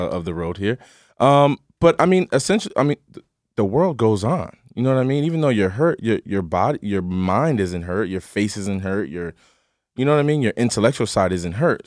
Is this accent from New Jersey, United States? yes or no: yes; Pasadena, New Jersey, United States; I'm from Pasadena, New Jersey